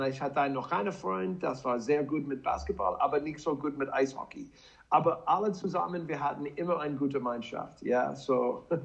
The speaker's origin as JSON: {"language": "German", "region": "Wisconsin", "country": "United States", "also_born_or_lived": "Leipzig", "second_language": "German", "moved": "as an adult", "lives_now": "Salzburg, Austria"}